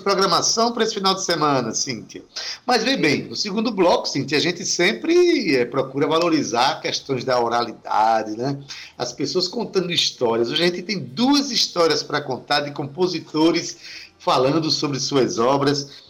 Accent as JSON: {"language": "Portuguese", "town": "Itabaiana", "region": "Paraíba", "country": "Brazil", "tie": "born or raised there", "said": "Itabaiana é a minha terra, a minha cidade"}